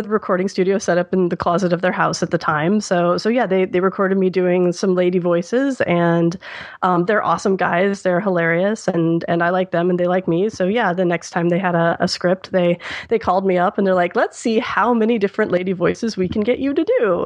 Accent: Midwest, United States; moved away; I'm from the Midwest

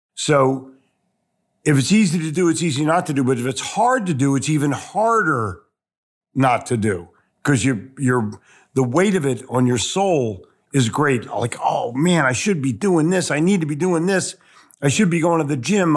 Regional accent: Philadelphia, Pennsylvania, United States; also born or lived in New York City; now in Charlotte, United States; I grew up in Philadelphia

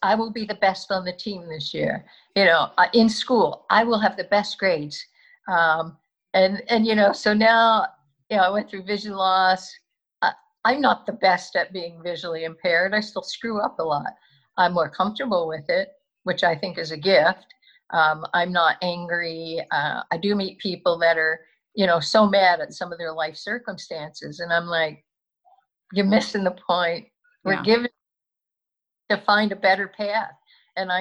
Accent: Philadelphia, Pennsylvania, United States; I'm from the Northeast. I went to Archbishop Ryan. I went to college locally

